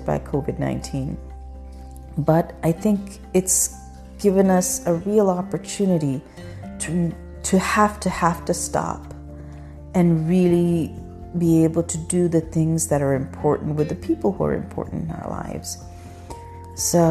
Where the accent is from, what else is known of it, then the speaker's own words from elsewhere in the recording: Pakistan; now in United States; when I was growing up in Pakistan, our schools were never this long.